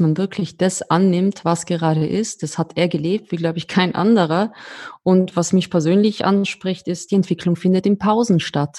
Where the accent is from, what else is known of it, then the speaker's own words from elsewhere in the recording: Austria; als Österreicherin